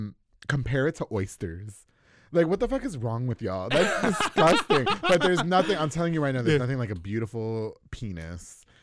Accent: New York, United States; No, I'm from New York. Yeah, okay. I'm New Yorican is what we call it.

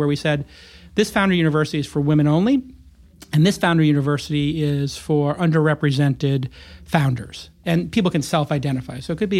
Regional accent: New York, United States; also born or lived in Los Angeles, United States; coming from a place like LA and then growing up in New York, is insane to witness.

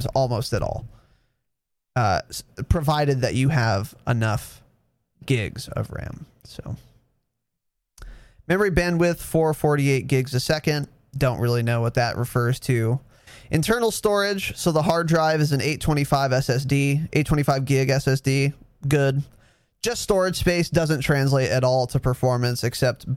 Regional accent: United States; I'm American

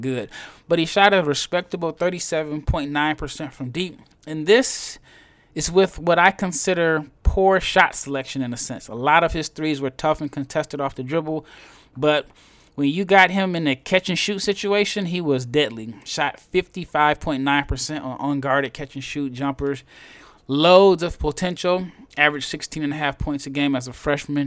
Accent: Omaha, Nebraska, United States; I am from Omaha, Nebraska

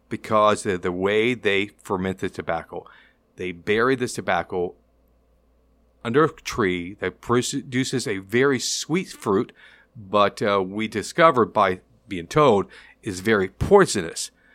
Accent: Tampa, Florida, United States; I'm from Tampa, born and raised in Tampa, still living in Tampa

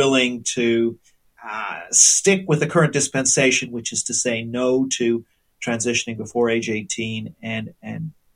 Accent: Canada; moved away as an adult; now in United Kingdom; now I'm Canadian

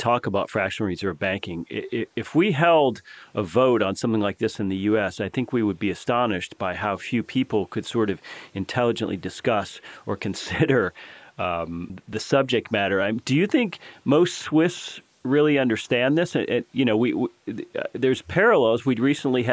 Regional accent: United States; in America, we've been mostly cashless for quite some time

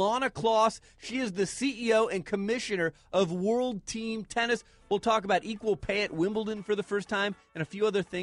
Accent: Phoenix, Arizona, United States; When I was growing up in Phoenix

